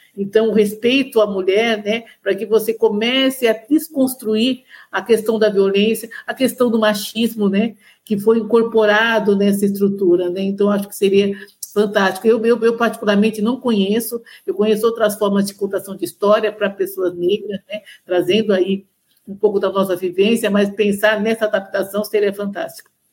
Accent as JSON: {"language": "Portuguese", "region": "São Paulo", "country": "Brazil", "tie": "born or raised there", "said": "eu sou de São Paulo, nascida e criada em São Paulo"}